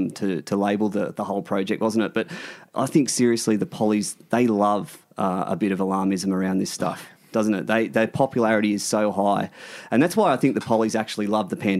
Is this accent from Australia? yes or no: yes; Australia